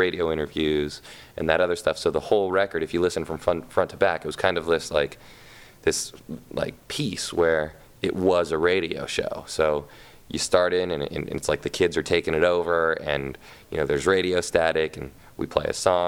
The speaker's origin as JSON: {"language": "English", "town": "Los Angeles", "region": "California", "country": "United States", "tie": "born or raised there", "said": "I grew up in Hollywood"}